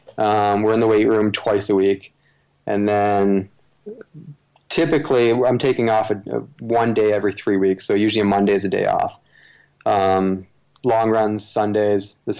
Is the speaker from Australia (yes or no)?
no; Canada; Obviously, growing up in Canada, Sully is a big runner that most runners should want to be like.